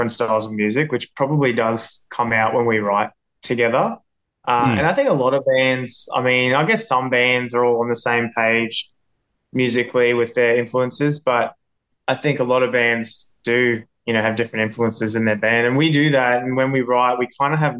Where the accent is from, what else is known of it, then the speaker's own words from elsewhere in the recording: Townsville, Queensland, Australia; now in Brisbane, Australia; I grew up in Townsville